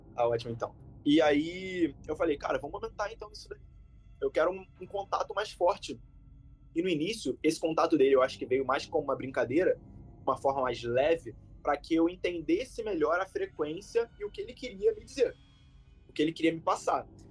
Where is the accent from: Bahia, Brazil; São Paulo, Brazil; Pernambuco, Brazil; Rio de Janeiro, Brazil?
Rio de Janeiro, Brazil; como um bom carioca, mesmo sendo novo